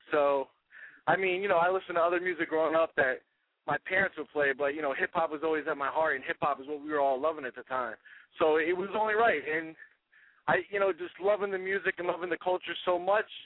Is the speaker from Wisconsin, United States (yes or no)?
no; New Jersey, United States; Well, you know, growing up, uh, I'm actually from North Jersey, so uh, I grew up around hip hop.